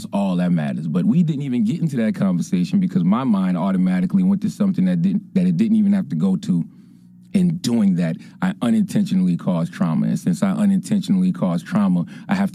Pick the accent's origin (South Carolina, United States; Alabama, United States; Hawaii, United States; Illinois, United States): South Carolina, United States; Moncks Corner; moved away; my hometown of Monk's Corner, South Carolina